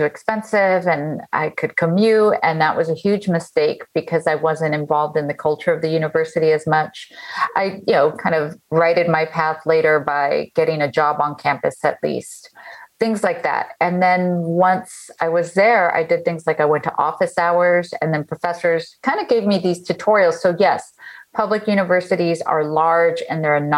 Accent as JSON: {"language": "English", "town": "Los Angeles", "region": "California", "country": "United States", "tie": "born or raised there", "also_born_or_lived": "Michigan / San Diego", "said": "I grew up in Echo Park. That's a neighborhood in Los Angeles"}